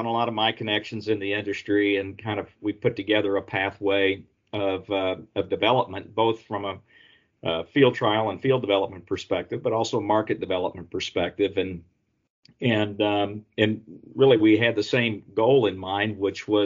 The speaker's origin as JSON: {"language": "English", "region": "Missouri", "country": "United States", "moved": "yes", "lives_now": "North Carolina, United States", "said": "I'm from Missouri originally, the show me state"}